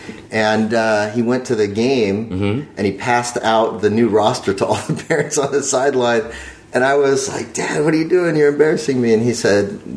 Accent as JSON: {"language": "English", "town": "Phoenix", "region": "Arizona", "country": "United States", "tie": "born or raised there", "also_born_or_lived": "Medina / Bay Area, California", "moved": "yes", "said": "I'm an American kid from Arizona"}